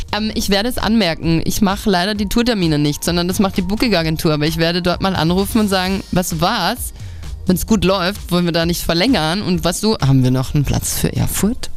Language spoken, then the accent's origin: German; Altenberg, Upper Austria, Austria; bei uns in Altenberg, das ist so ein kleines Kaff